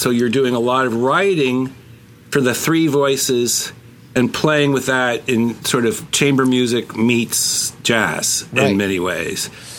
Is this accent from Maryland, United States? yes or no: no; New Jersey, United States; moved away as an adult; also born or lived in Boston, United States / New York, United States; now in Seattle, United States; moved to New York right away because I was from New Jersey anyway.